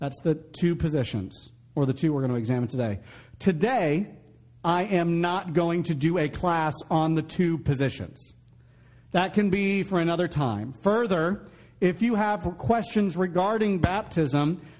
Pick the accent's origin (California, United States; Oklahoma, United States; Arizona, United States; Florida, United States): Florida, United States; growing up in Florida, I grew up in the 90s.